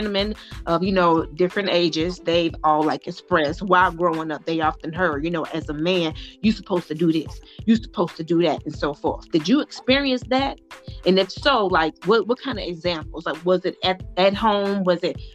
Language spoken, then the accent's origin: English; the South, United States; we're from the South